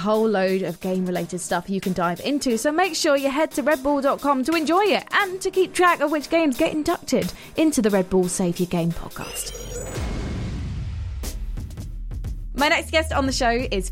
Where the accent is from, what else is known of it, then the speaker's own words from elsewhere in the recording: United Kingdom; us in the UK